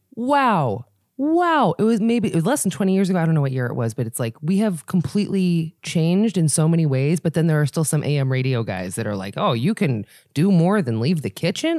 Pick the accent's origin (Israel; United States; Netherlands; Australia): Israel; moved away; I was born in Israel